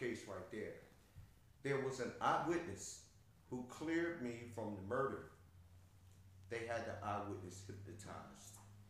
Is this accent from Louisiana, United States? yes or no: no; Philadelphia, Pennsylvania, United States; I'm from Philly, born and raised.